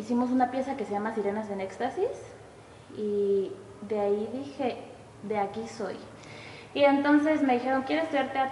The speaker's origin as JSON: {"language": "Spanish", "region": "Oaxaca", "country": "Mexico", "tie": "born or raised there", "also_born_or_lived": "Veracruz / Xalapa", "moved": "yes", "said": "soy de Oaxaca. Nací en Veracruz, pero creo que viví ahí un mes y ahí por trabajo en su pan, nos fuimos a a Oaxaca."}